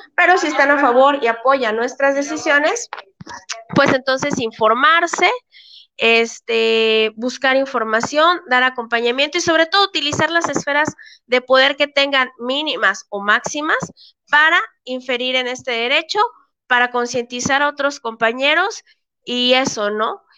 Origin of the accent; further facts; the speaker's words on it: Chiapas, Mexico; somos de Chiapas